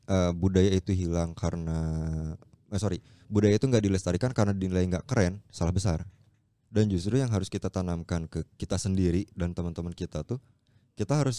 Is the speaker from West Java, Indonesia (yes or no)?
yes; Bandung, West Java, Indonesia; Tapi kebetulan karena kita orang Bandung asli dan kita orang Sunda, tanggung jawabnya itu berat juga men untuk melestarikan budaya-budaya yang ada